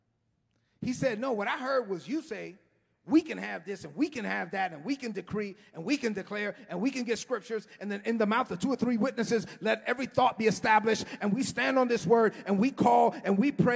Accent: New York City, New York, United States; I grew up in East New York

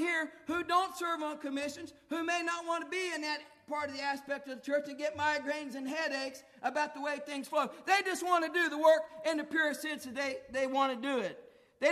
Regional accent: Gratis, Ohio, United States; Gratis, my hometown

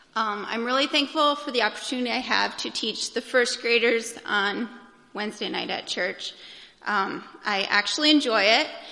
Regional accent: United States; I'm an American

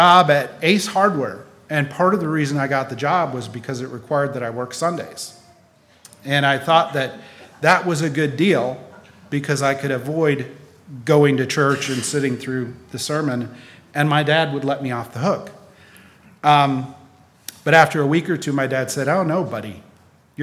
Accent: Raleigh, North Carolina, United States; also born or lived in Wisconsin; When I was 9, we moved from Wisconsin to Raleigh, North Carolina

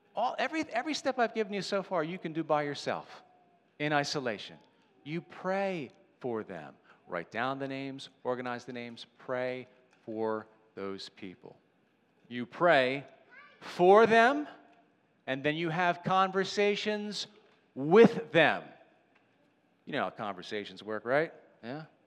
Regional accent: Ridley-Interboro area, Pennsylvania, United States; This is where I live. This is where I'm from

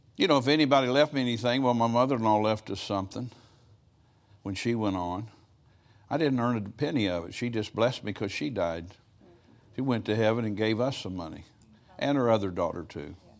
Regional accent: United States

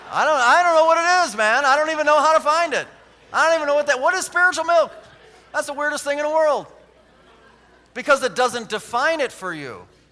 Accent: United States; I'm an American

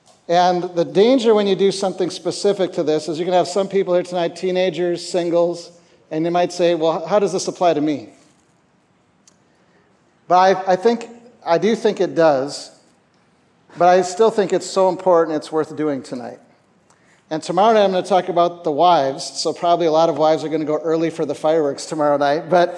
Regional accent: Minnesota, United States; born there; moved away as an adult; also born or lived in Canada; So I was born in Minnesota.

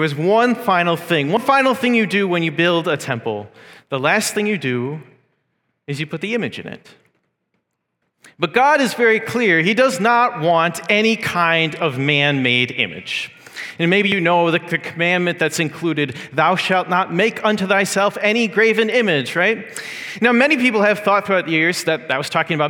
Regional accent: United States; now in Mississauga, Canada; as an American

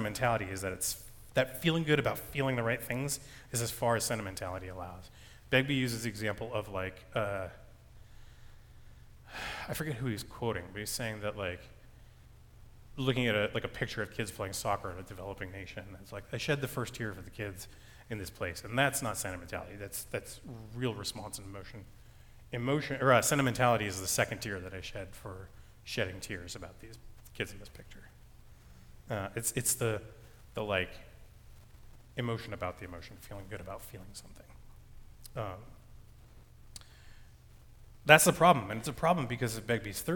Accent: United States; I'm an American man who grew up in a Christian household

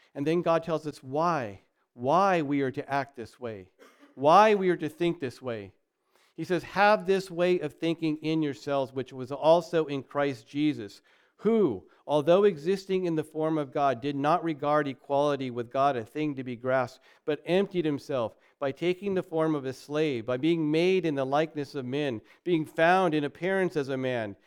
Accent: United States; we're American

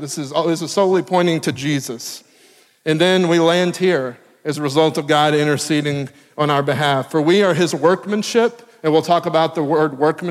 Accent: Tennessee, United States; moved away as an adult; also born or lived in Texas; now in Maryland, United States; I am from Tennessee

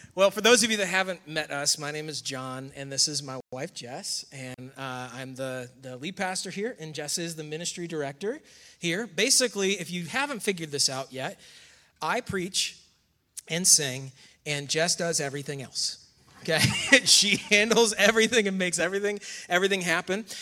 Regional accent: near Rochester, New York, United States; moved away as an adult; now in North Carolina, United States; I grew up in, also in New York. Um, Camden Dagwood, New York is the town where I was born near Rochester

